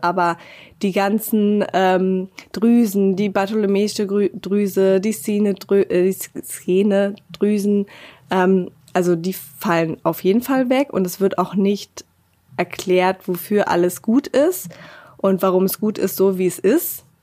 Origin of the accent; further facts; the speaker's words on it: Berlin, Germany; moved away as an adult; now in Bavaria, Germany; ich bin eben halt aus Berlin und nicht aus Bayern